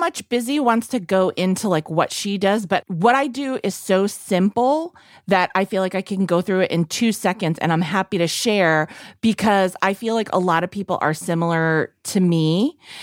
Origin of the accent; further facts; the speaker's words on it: Fitchburg, Massachusetts, United States; now in New York City, United States; It's been so long since I've been back to my hometown